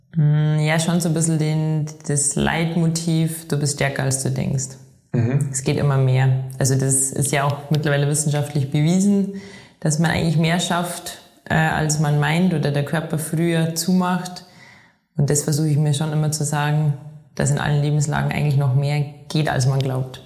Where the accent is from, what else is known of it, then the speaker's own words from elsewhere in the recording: Inzell, Bavaria, Germany; moved away as an adult; now in Innsbruck, Austria; ich komme aus Inzel im Chiemgau und lebe aktuell in Innsbruck in Tirol